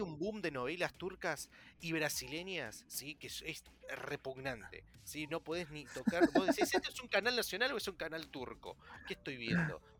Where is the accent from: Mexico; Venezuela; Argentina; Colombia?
Argentina; el único argentino que habla de fútbol americano